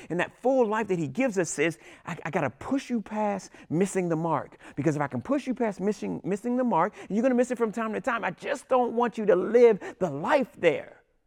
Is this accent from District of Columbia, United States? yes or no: yes; Washington, District of Columbia, United States; I'm from Washington, D C